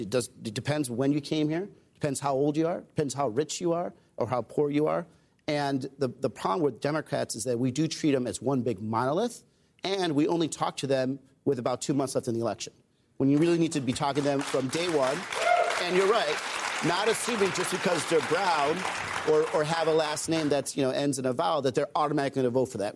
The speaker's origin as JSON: {"language": "English", "region": "Arizona", "country": "United States", "tie": "born or raised there", "said": "I grew up in Arizona"}